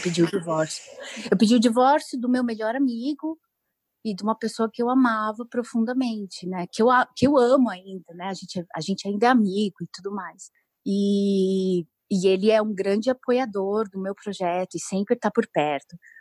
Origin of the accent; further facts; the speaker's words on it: São Bernardo do Campo, São Paulo, Brazil; moved away as an adult; eu nasci e cresci numa cidade do ABC Paulista, aqui no sudeste do Brasil, é São Bernardo